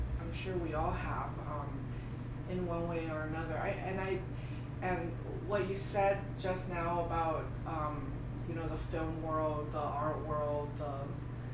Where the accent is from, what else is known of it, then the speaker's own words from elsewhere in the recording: Bay Area, California, United States; also born or lived in Wuhan, China / Boston, Massachusetts / Mountain View, California; I mostly grew up in the Bay Area